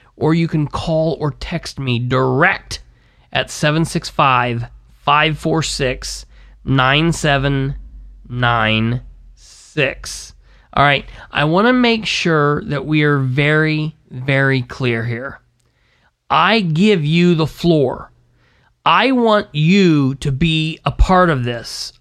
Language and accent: English; United States; being an American